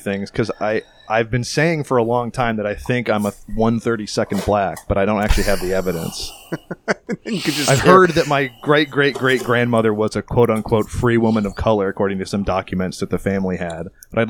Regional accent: Boston, Massachusetts, United States; now in Los Angeles, United States; I'm from Boston. I just live in LA.

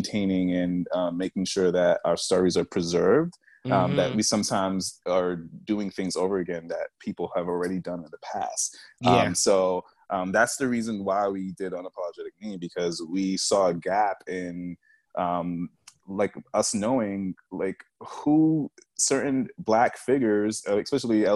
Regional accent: New York, United States; moved away as an adult; now in New Jersey, United States; I'm from New York. I live in Jersey currently

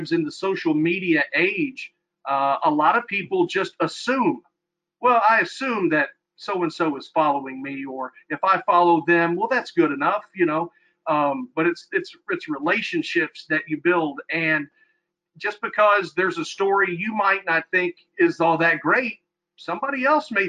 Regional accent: Louisville, Kentucky, United States; moved away; I'm from Louisville originally, and when I got to Eastern Kentucky, I didn't know a lot of people

